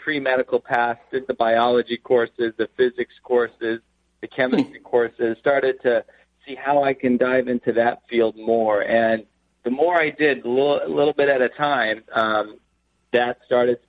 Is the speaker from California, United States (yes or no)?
yes; Arcadia, California, United States; I grew up in Los Angeles. I grew up in a town called Arcadia, close to Pasadena area